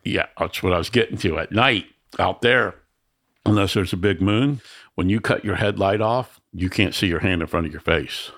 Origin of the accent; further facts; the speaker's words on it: Miami, Florida, United States; I grew up in the ghetto in Miami